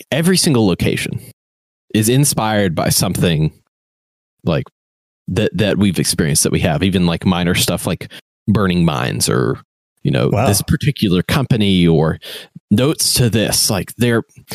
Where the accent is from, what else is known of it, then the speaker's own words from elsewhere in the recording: West Virginia, United States; also born or lived in Charleston, West Virginia; I had moved back to West Virginia, I live in Charleston, West Virginia